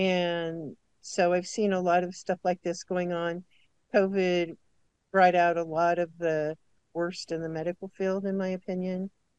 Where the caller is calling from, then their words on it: South Dakota, United States; I'm in South Dakota.